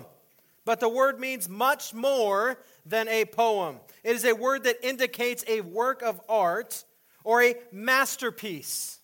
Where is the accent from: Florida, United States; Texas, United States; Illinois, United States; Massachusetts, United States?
Texas, United States; El Paso; moved away; also born or lived in Austin, Texas / La Mesa; When I was growing up in El Paso, Texas